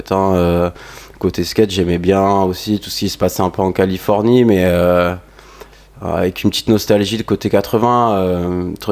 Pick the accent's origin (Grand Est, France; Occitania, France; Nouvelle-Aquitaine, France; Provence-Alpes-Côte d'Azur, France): Provence-Alpes-Côte d'Azur, France; Qu'est-ce que j'ai fait Je viens d'un petit village là du Var